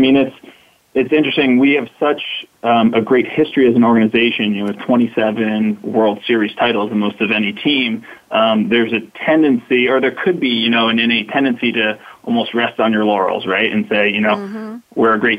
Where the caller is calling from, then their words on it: Bronx, New York, United States; So I'm calling from the Bronx in New York, the home of the New York Yankees.